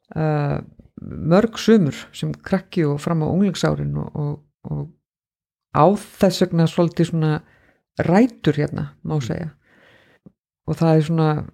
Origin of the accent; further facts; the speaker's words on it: Reykjavík, Capital Region, Iceland; moved away as an adult; also born or lived in North Iceland; now in Akureyri, Iceland; Ég bjó í Reykjavík fyrstur um 30 ár æfinar með einhverjum smá hlýjum og ákvað þá að koma hérna norður